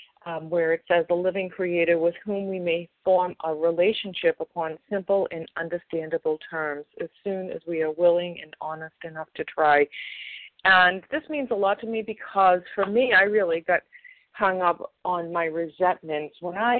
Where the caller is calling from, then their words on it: Massachusetts, United States; I'm calling from Massachusetts.